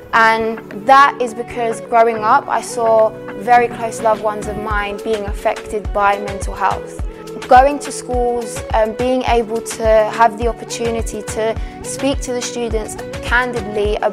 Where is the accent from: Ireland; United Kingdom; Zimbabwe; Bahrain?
United Kingdom; London; living in North London, it's practically like a mini Cyprus